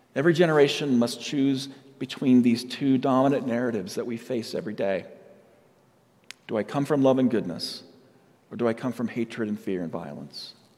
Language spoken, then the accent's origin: English; Yucaipa, California, United States; also born or lived in San Diego, California; now in Colorado, United States; I was raised in a little town called Yucaipa, California